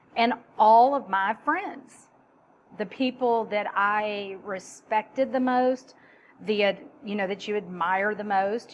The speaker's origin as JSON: {"language": "English", "region": "Texas", "country": "United States", "said": "I'm Texan"}